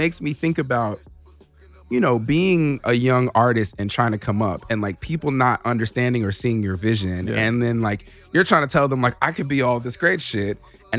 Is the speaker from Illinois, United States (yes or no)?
yes; Chicago, Illinois, United States; And it takes me back to being a young kid growing up in Chicago, you know?